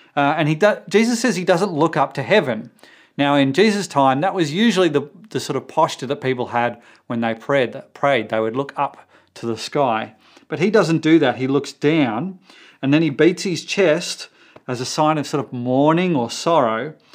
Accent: Australia; for us Australians

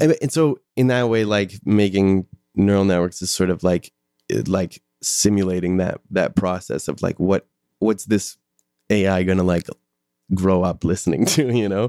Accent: Calgary, Alberta, Canada; I'm from Calgary

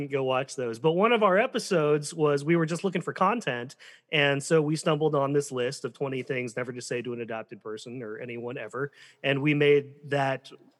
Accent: Colorado, United States; also born or lived in South Korea; now in Michigan, United States; I originally grew up in Colorado

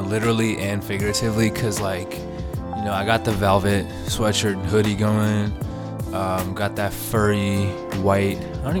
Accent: India; I'm Indian.

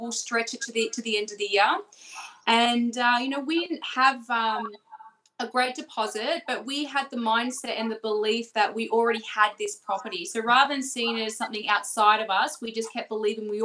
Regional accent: Melbourne, Victoria, Australia; We're from Melbourne

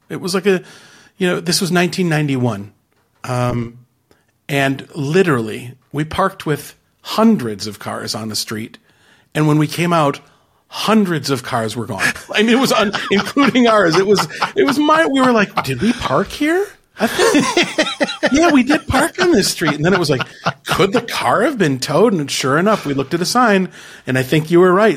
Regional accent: Mequon, Wisconsin, United States; I grew up just north of Milwaukee, Wisconsin, uh, in a little city. Well, it's not so little, but it's, it's a northern suburb called Mequon

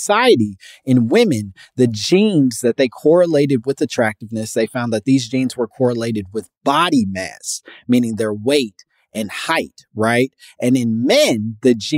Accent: Midwest, United States; now in California, United States; I'm from the Midwest. I love the Midwest. I'm very proud of my Midwestern roots

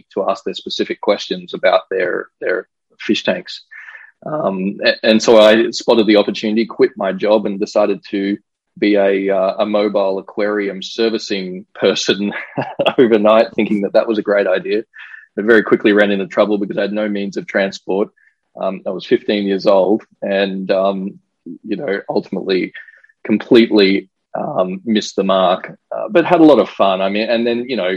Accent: Brisbane, Queensland, Australia; growing up in Australia

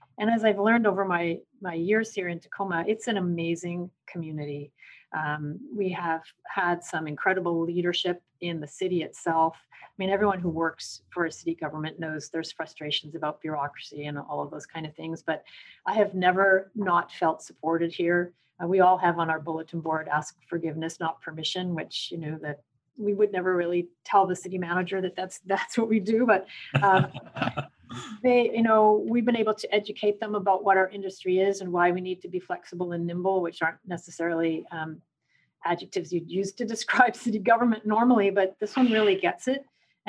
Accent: Canada; now in United States; So I have still a Canadian citizenship because Canada always recognizes you as Canadian, even though the US doesn't.

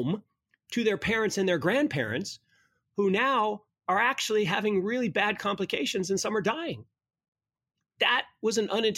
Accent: Kirkland, Washington, United States; also born or lived in Seattle; Kirkland, Washington, where I grew up

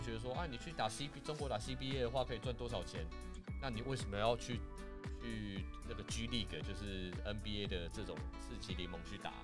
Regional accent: Taiwan; 我们台湾人就刚好在这个地方的人民

